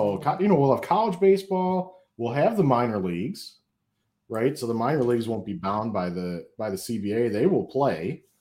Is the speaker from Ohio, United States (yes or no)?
no; Flint, Michigan, United States; my hometown Flint Generals